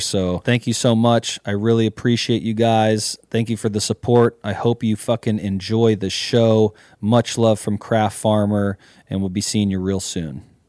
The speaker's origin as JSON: {"language": "English", "area": "Mendocino County", "region": "California", "country": "United States", "tie": "born or raised there", "said": "born and bred in Mendocino County"}